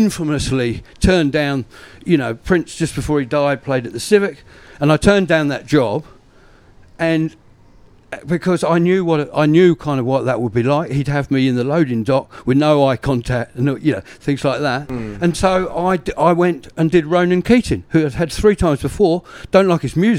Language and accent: English; Brighton, South East England, United Kingdom; now in New Zealand; I'm from Brighton.